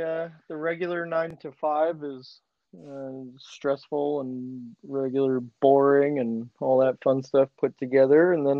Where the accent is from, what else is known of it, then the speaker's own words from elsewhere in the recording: Warsaw, Missouri, United States; moved away as an adult; also born or lived in Nashville, Tennessee / Springfield, Missouri; now in Kansas City, United States; I grew up in Warsaw, Missouri, which is the north end of Lake of the Ozarks.